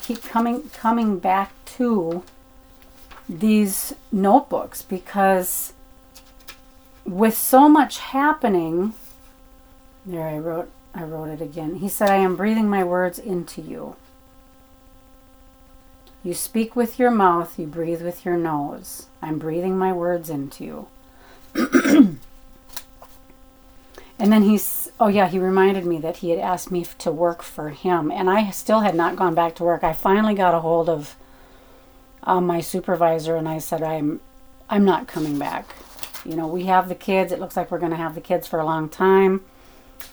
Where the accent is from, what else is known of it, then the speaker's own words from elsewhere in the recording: Arizona, United States; moved away as an adult; It's my kind of my hometown type of thing